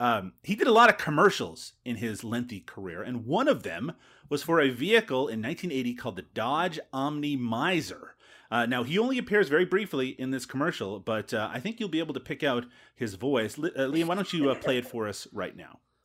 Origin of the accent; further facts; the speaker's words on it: Canada; here in my home country of Canada